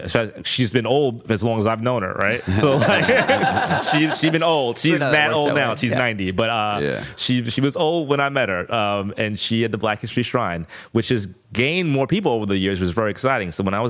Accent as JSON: {"language": "English", "town": "New York City", "region": "New York", "country": "United States", "tie": "born or raised there", "said": "because I grew up in New York City, in Brooklyn specifically, is very diverse."}